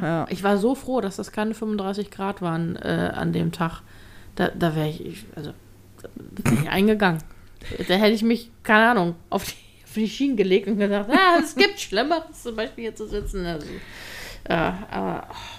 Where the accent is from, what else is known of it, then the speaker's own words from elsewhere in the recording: Hamburg, Germany; als Hamburger ist man das gewohnt